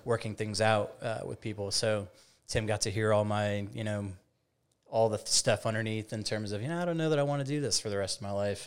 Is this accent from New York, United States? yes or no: no; Woodstock, Illinois, United States; moved away as an adult; also born or lived in New Orleans; now in Mobile, United States; I'm originally from the Chicagoland area